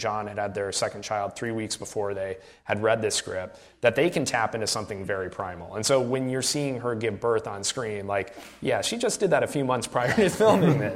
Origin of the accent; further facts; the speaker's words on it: Iowa, United States; we grew up in Iowa